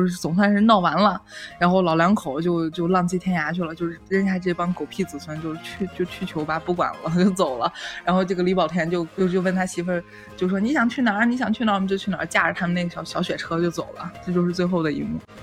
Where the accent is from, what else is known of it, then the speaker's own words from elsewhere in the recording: Northwest China, China; accent: Northwestern dialect; 我们西北方言